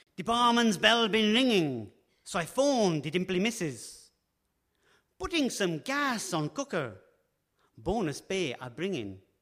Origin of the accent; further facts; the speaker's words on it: London, United Kingdom; When I was growing up in West London, um, near Heathrow